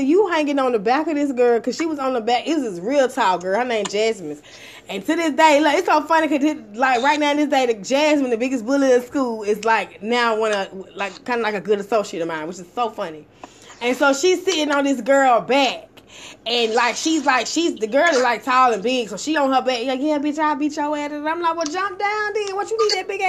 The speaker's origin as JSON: {"language": "English", "town": "Atlanta", "region": "Georgia", "country": "United States", "tie": "born or raised there", "said": "I'm from Atlanta, Georgia. I was going to Corn Middle School"}